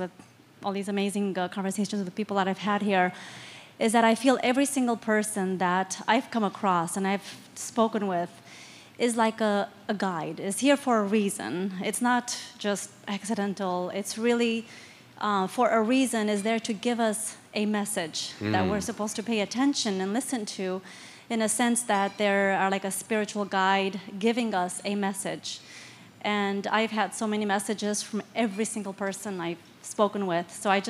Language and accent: English; Seattle, Washington, United States; I'm from Seattle, Washington, in the United States.